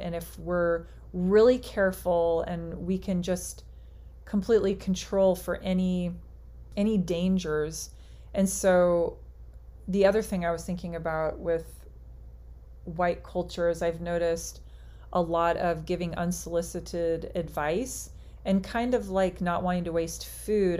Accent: United States; all of us being as we would identify as American, United States American

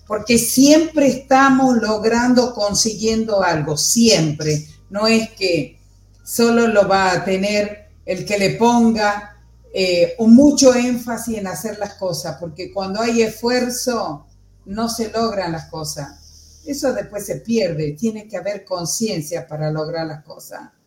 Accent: Argentina; nosotros también como, argentinos

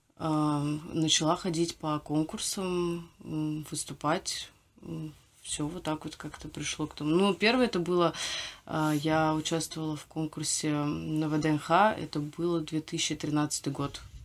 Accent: Moscow, Russia; Я родилась и выросла в Москве

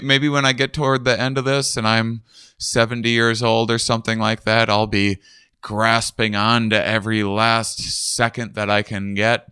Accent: Wisconsin, United States; moved away; I'm from Wisconsin originally, and I always, uh, small, uh, smallish town in Wisconsin

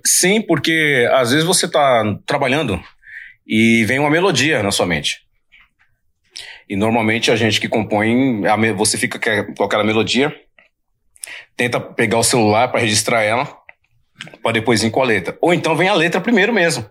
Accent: São Paulo, Brazil; Eu sou da Zona Leste de São Paulo, do bairro de Itaim Paulista. Mas quando eu vim morar aqui na Zona Sul de São Paulo

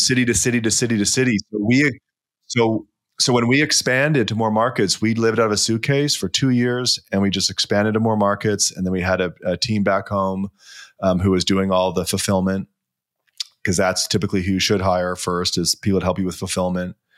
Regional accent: Vancouver, British Columbia, Canada; moved away; also born or lived in Toronto; I'm from Vancouver

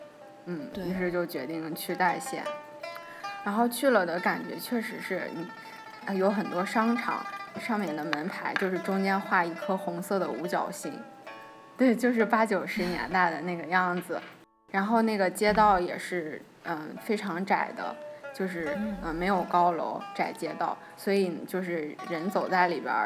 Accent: Shanxi, China; 反正作为一个山西人，我之前几乎对这个县名没有印象。

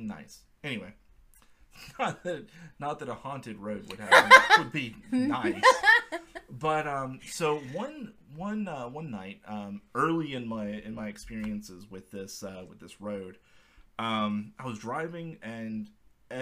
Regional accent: South Georgia, United States; moved away as an adult; now in Atlanta, United States; I'm from South Georgia, born and raised, spent most of my life

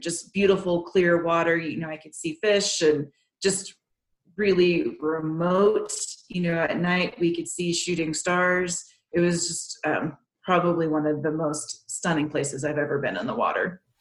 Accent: Texas, United States; moved away; I grew up in Texas, and the lakes there aren't very inviting

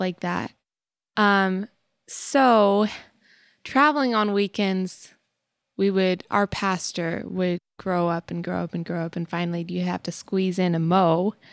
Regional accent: Texas, United States; moved away as an adult; now in Tennessee, United States; living in Texas for, like, the majority of our short little lives up till now

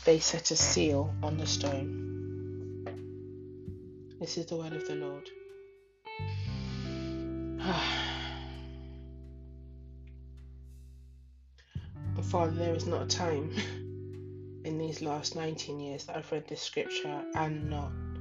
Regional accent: London, United Kingdom; also born or lived in Ghana; in London, where I am based, where I live, where I was born

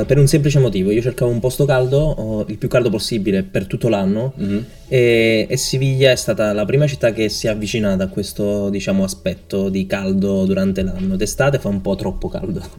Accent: Naples, Campania, Italy; moved away as an adult; also born or lived in Seville; now in Malaga, Spain; io sono del sud, sono di Napoli

